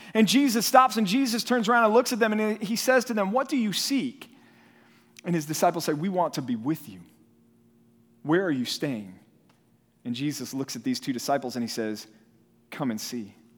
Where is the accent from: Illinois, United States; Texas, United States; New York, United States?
Texas, United States; Dallas; moved away; also born or lived in California; was raised here in Dallas, in, uh, in North Texas